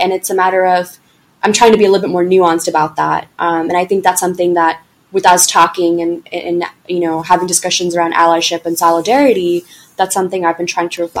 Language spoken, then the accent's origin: English; the South, United States; because I just had such bad experiences growing up in the South or whatever it might be